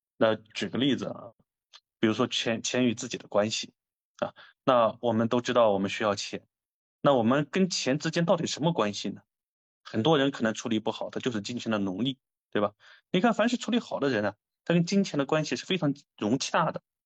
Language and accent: Chinese; China; 我觉得作为中国人